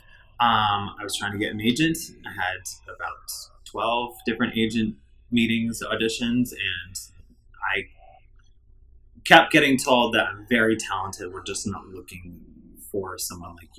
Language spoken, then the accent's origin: English; Wisconsin, United States; I'm from Wisconsin